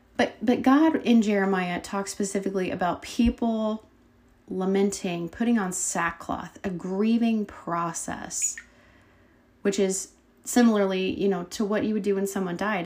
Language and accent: English; Brazil, Indiana, United States; we both came from the little town of Brazil, Indiana